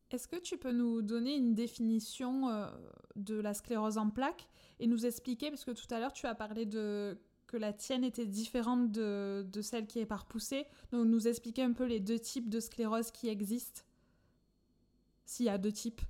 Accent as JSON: {"language": "French", "country": "France", "accent": "accent chantant", "said": "mon accent chantant"}